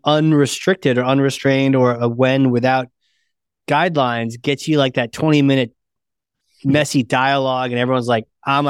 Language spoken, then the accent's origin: English; New Hampshire, United States; New Hampshire.